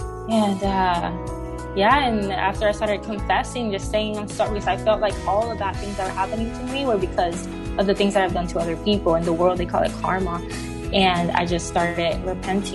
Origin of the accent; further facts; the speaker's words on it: Puerto Rico; now in Oklahoma City, United States; I was born and raised in Puerto Rico by a single mom